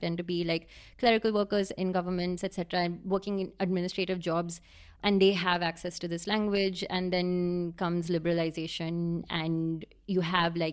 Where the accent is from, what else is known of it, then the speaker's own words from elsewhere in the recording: Pune, Maharashtra, India; I'm from Pune